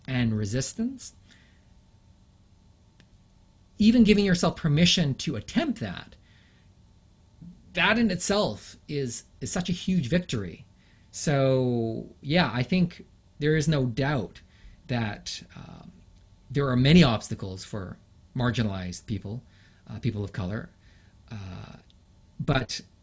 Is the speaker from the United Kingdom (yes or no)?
yes; London, United Kingdom; first language English; also born or lived in Japan; now in Canada; I was born in London, England